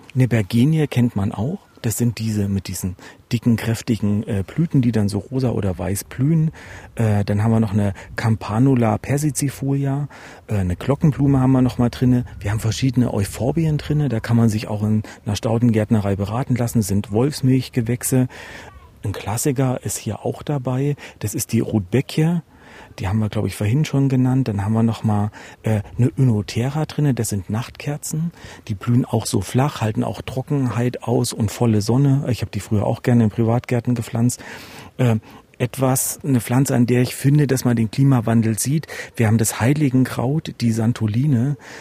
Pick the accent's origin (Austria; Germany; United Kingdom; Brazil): Germany; Erfurt, Thuringia; als Erfurter